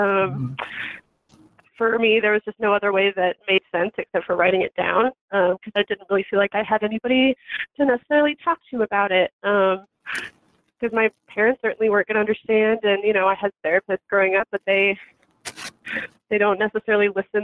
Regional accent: Johnson County, Kansas, United States; I grew up in Kansas. So, you know, I'm a Midwest girl at heart. And I really, I don't know. I grew up in Johnson County

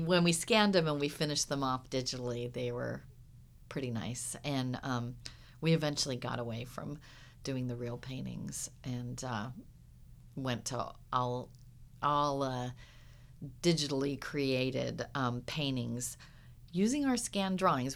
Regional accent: Huntington Beach, California, United States; I grew up, like I said, well, down by the beach in Huntington Beach

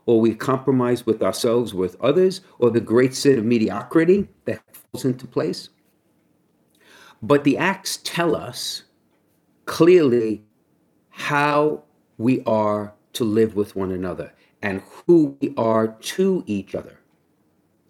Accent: New York City, New York, United States; I grew up in Brooklyn

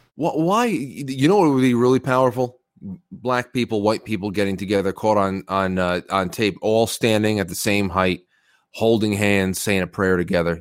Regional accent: New York, United States; I grew up in New York in the nineties

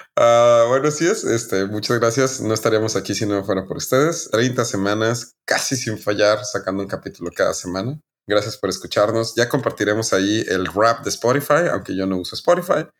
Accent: Chihuahua, Mexico; somos de Chihuahua, somos del norte

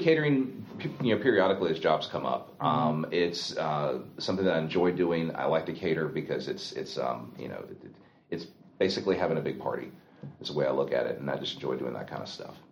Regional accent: Anderson, South Carolina, United States; my hometown, you know, my county

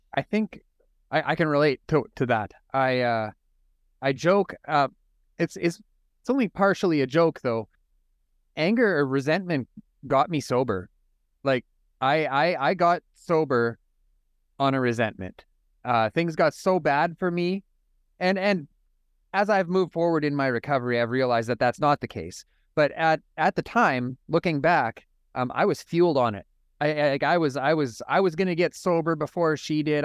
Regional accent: Saskatoon, Saskatchewan, Canada; I'm from Saskatoon, Saskatchewan, up in Canada.

